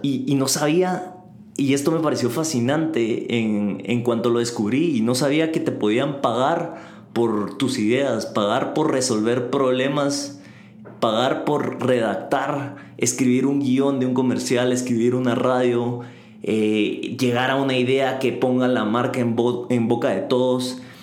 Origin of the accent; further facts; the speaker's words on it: Guatemala; en Guatemala, de donde yo soy